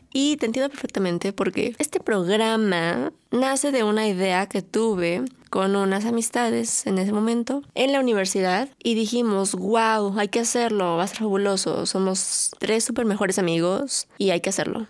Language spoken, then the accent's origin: Spanish; Mexico; soy mujer, soy un adulto, soy mexicana